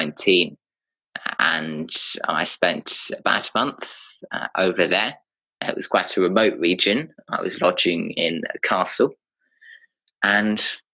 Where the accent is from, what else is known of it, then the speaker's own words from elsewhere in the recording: United Kingdom; moved away; I'm British by birth.